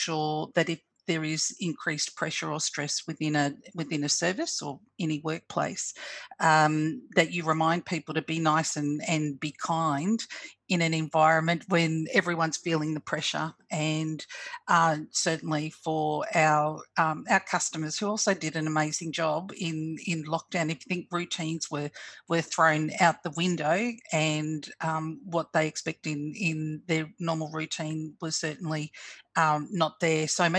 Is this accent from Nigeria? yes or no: no; Australia; I'm Fijian Australian, and so I had a lot of people that were impacted who were culturally and linguistically diverse